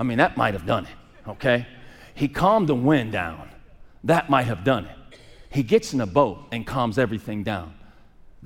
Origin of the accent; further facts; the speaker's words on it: Pittsburgh, Pennsylvania, United States; moved away; I got friends right now that I grew up with in Pittsburgh